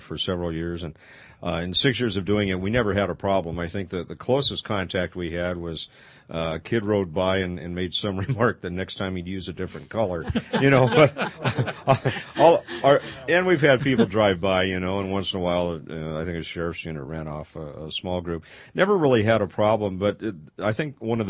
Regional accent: Pasadena, California, United States; I grew up in Pasadena

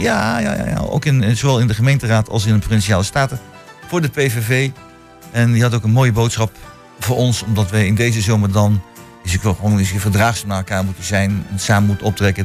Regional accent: The Hague, South Holland, Netherlands; now in Hengelo, Netherlands; als kind woon kom ik uit Den Haag

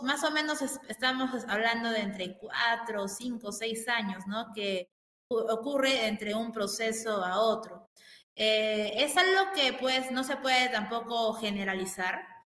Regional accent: Peru; tengo como peruano

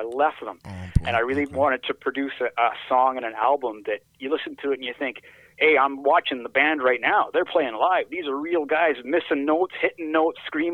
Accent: Canada; growing up in Canada

